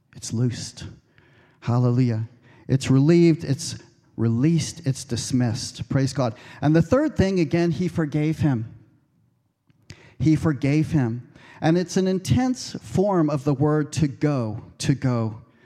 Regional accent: United States; moved away; I'm American

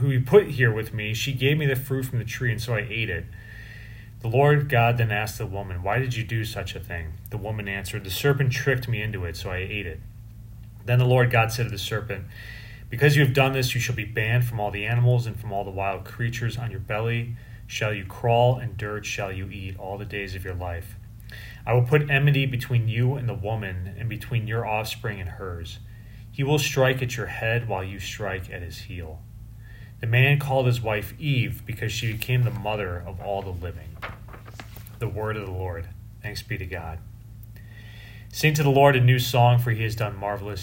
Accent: Chicago, Illinois, United States; I was from Chicago

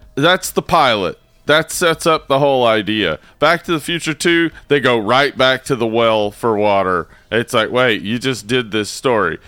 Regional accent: the South, United States; I'm from the South

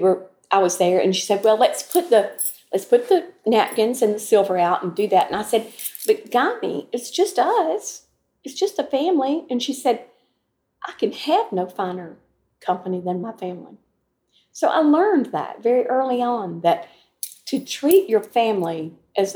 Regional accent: Troy, Alabama, United States; Growing up in Troy was like a wonderful little small town

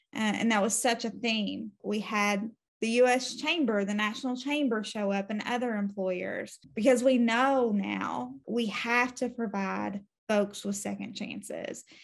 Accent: Louisa, Kentucky, United States; I am from Kentucky, still live here, out in eastern Kentucky, in Louisa, to be exact

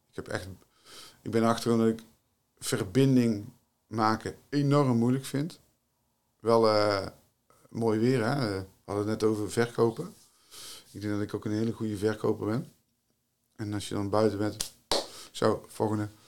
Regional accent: Tilburg, North Brabant, Netherlands; uit Tilburg, ben ik geboren en getogen.

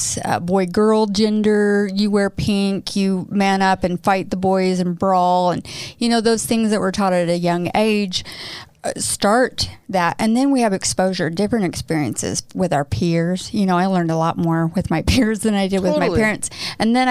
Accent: Midwest, United States; moved away as an adult; I grew up in the Midwest too

